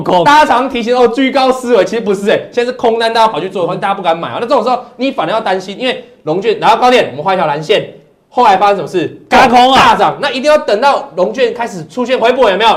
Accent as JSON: {"language": "Chinese", "country": "Taiwan", "said": "我们台湾话"}